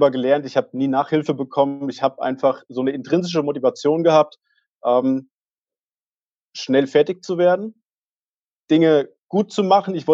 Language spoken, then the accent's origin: German; Hesse, Germany; Ich bin in der Nähe von Fulda aufgewachsen, relativ ja, behütet äh, ländlicher Region